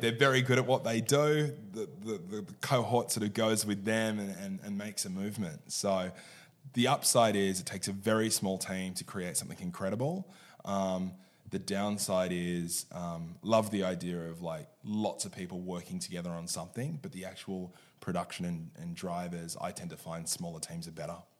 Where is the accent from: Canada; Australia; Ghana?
Australia; Sydney, New South Wales; I was born and bred in Sydney